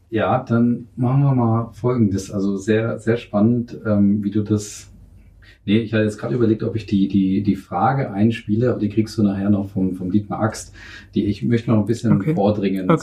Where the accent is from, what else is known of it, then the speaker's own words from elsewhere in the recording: Northern Germany, Germany; moved away; Ich bin Norddeutscher